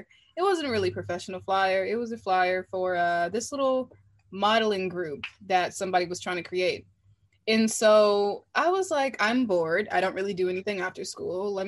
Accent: Washington, District of Columbia, United States; I'm from Washington, D.C.

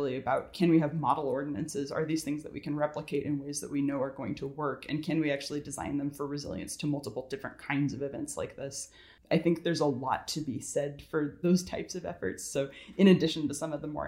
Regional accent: California, United States; now in Georgia, United States; I'm from California originally, and I moved out here

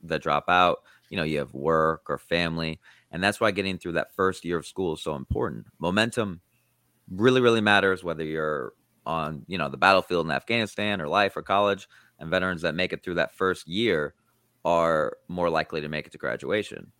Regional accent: Iowa, United States; I grew up in Iowa

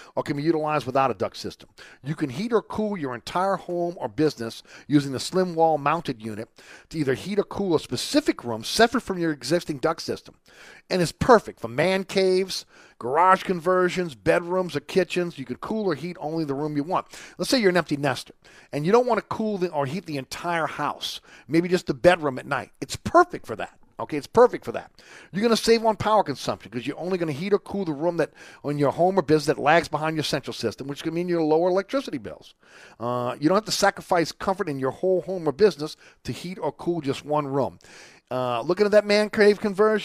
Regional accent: New Orleans, Louisiana, United States; I grew up on Webster, just off Magazine Street

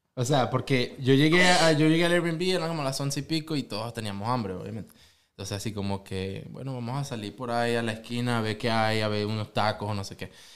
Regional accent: Venezuela; now in Oklahoma City, United States; de Venezuela

